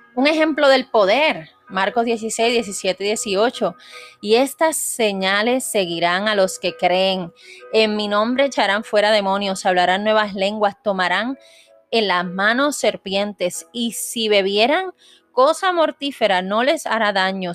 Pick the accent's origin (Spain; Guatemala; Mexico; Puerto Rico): Puerto Rico; yo soy puertorriqueña